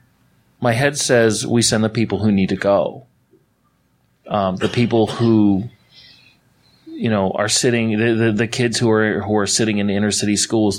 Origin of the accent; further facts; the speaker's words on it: Canada; now in United States; I'm a Canadian and I'm in America